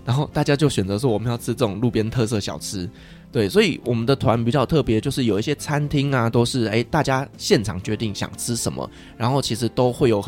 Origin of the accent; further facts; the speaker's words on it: Taiwan; 因为我们台湾人觉得空床没有人住，会有精灵来跟我们睡觉。